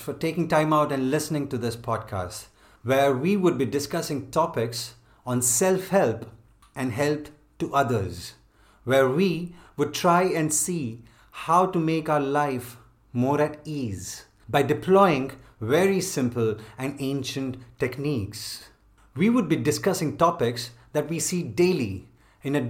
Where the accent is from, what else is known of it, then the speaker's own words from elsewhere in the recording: India; priding ourselves for being an Indian